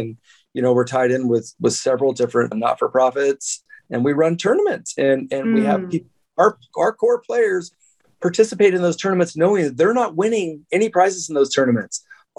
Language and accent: English; San Francisco, California, United States; born there; So I was born in San Francisco General Hospital.